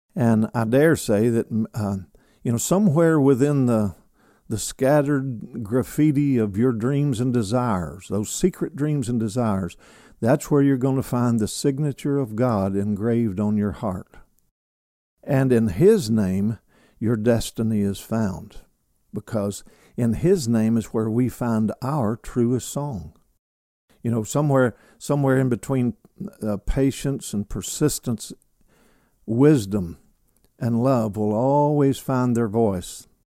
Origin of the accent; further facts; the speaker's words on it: Kentucky, United States; now in Alabama, United States; my home state, which is Kentucky. I'm a, I'm a son of Kentucky, a son of the South